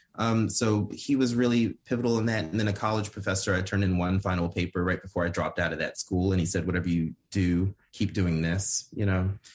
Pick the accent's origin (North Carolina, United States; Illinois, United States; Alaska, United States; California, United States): North Carolina, United States; also born or lived in Ipswich, England; I'm from North Carolina